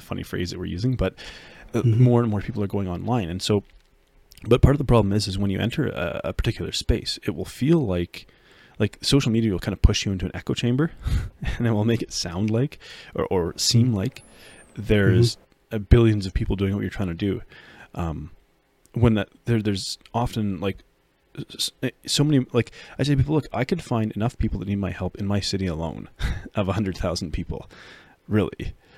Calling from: Red Deer, Alberta, Canada; I'm coming from Red Deer, Alberta, Canada.

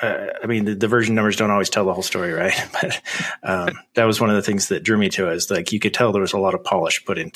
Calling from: Idaho, United States; So I am in Idaho in the United States.

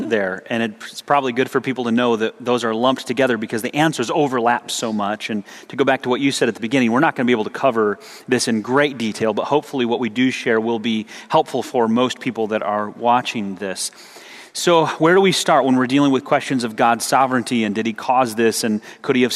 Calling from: Pakistan; I'm speaking from Pakistan.

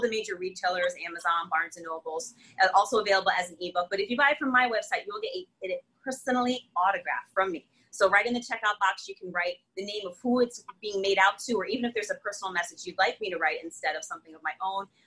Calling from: Connecticut, United States; not only in my state, I'm coming in from Connecticut, but really across the U.S

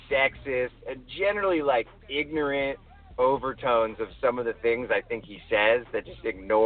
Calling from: Los Angeles, California, United States; Los Angeles.

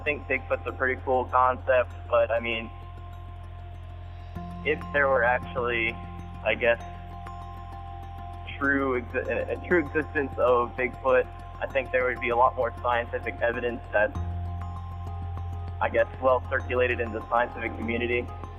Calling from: Delaware, United States; I'm calling from... Sussex County, Delaware.

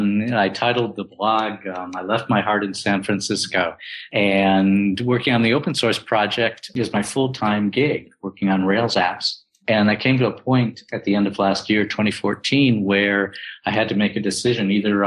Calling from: Kuala Lumpur, Federal Territory of Kuala Lumpur, Malaysia; I'm checking in from Kuala Lumpur, Malaysia, and it's about midnight right now here in KL.

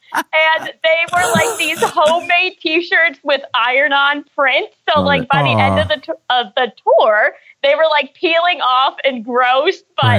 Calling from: Hart, Michigan, United States; I'm calling you from Hart, Michigan, about an hour and a half north of Grand Rapids.

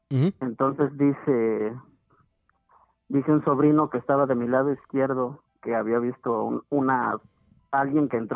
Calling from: Pachuca, Hidalgo, Mexico; De aquí de Pachuca Hidalgo.

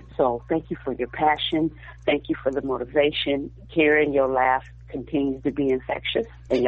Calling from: Texas, United States; I'm calling from Texas.

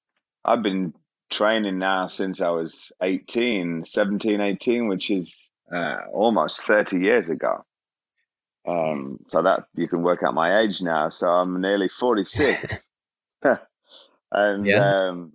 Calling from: London, United Kingdom; Yeah, I've got a little accent going on here. I'm in London in the UK.

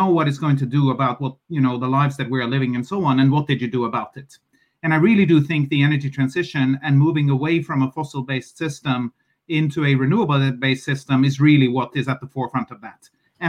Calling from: Oslo, Norway; I'm calling you from Oslo, Norway

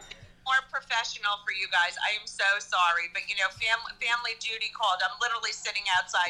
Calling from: Ocala, Florida, United States; I wish I was there. I'm dialing in from Ocala, Florida.

